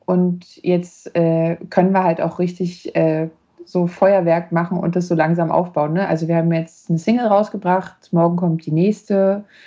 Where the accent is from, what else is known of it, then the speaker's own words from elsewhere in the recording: Neuruppin, Brandenburg, Germany; now in Leipzig, Germany; meiner Heimatstadt Neuruppin